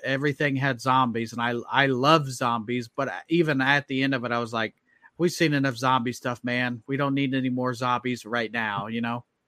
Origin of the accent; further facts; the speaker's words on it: Indianapolis, Indiana, United States; I'm from Indianapolis